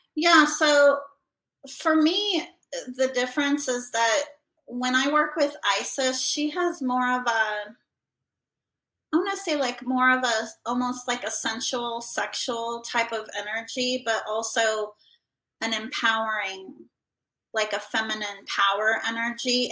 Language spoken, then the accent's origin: English; Idaho, United States; moved away; I grew up in Idaho